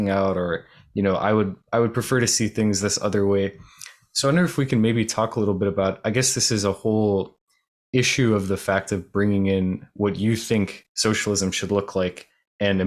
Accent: outside of Miami, South Florida, United States; I grew up outside of Miami in South Florida

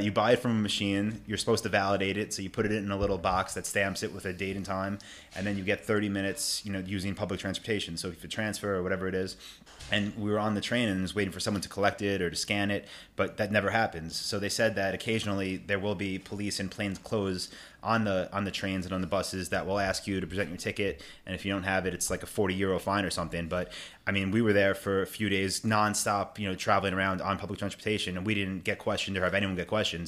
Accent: Long Island, New York, United States; moved away; I'm from New York, I'm from Long Island

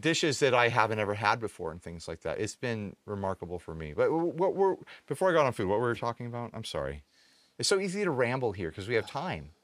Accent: United States; Perfecto and I are technically the only Americans

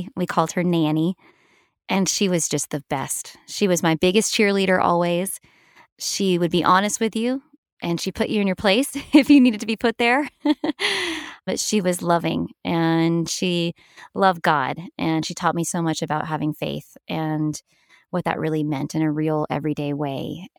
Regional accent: the South, United States; reminds me so much of my life growing up in the South.

